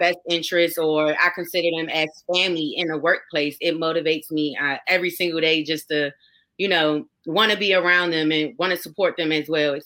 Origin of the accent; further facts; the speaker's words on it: Prince George's County, Maryland, United States; now in Commerce, United States; I am from Prince George's County, Maryland, the DMV area